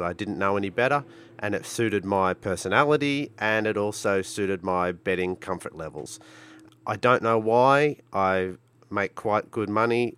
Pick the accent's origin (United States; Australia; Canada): Australia; Brisbane, Queensland; I'm from Brisbane, Australia